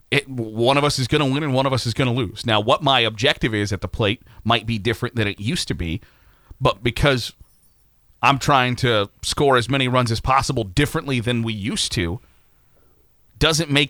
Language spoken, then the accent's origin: English; Virginia, United States; and that's not the game I grew, grew to love as a kid growing up in Virginia.